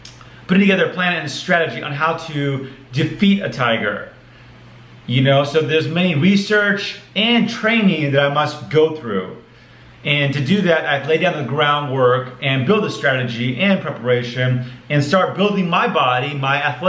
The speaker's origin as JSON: {"language": "English", "region": "Arizona", "country": "United States", "said": "I'm from Arizona."}